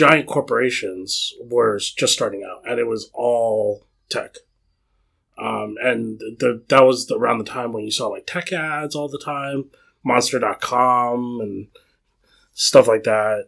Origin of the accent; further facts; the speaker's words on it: Cupertino, California, United States; I grew up in the Cupertino area